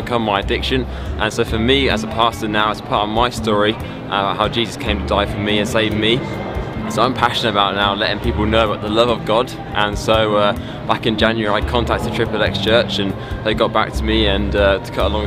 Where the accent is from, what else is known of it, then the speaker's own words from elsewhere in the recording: London, United Kingdom; I'm from London, and so I'm a pastor down in London